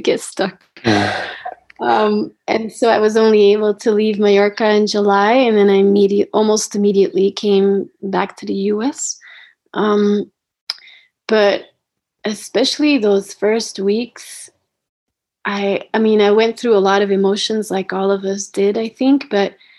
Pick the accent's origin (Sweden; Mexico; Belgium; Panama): Belgium; now in United States; I was supposed to return to Belgium, um, my home country of Belgium.